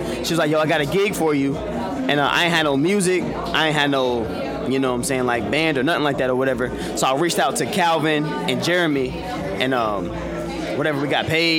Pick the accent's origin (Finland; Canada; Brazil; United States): United States; Charlotte, North Carolina; Yo, we all from Charlotte, North Carolina.